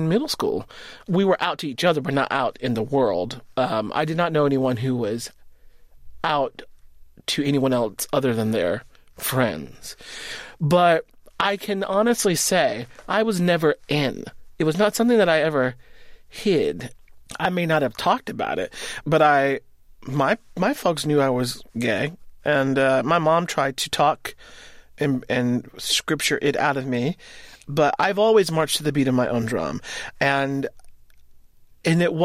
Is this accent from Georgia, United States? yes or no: yes; Winterville, Georgia, United States; also born or lived in Athens, Georgia; now in New York, United States; I was born in Athens, Georgia, but lived outside of Athens, Georgia in a little town called Winterville for most of my life.